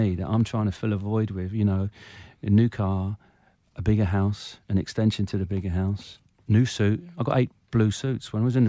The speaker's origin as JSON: {"language": "English", "region": "Munster", "country": "Ireland", "said": "Yeah, I mean, I'm Irish. So it's really strange. So I used to go back home to Ireland every summer. Mm. We had a farm in Ireland in County Clare. 100% my blood is Irish."}